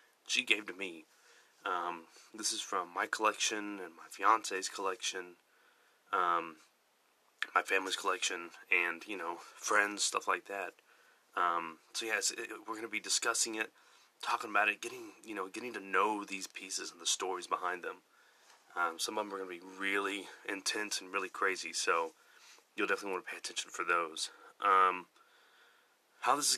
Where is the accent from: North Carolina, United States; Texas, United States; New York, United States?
Texas, United States; I am from Texas, so you're going to have to get used to a little bit of an accent, and me saying y'all a lot